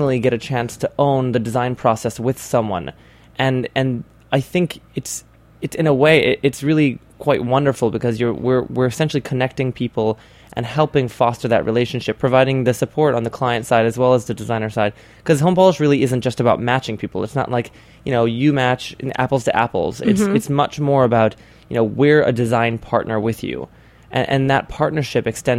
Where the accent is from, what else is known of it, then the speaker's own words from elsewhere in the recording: Hawaii, United States; now in New York, United States; I grew up in Hawaii, and I was born and raised on the beach.